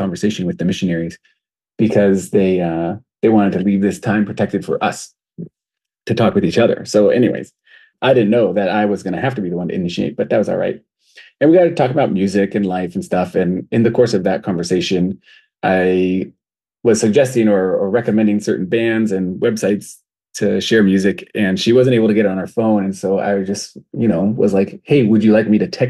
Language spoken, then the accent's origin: English; Southern California, United States; moved away as an adult; also born or lived in Michigan; now in Burundi; I grew up in Southern California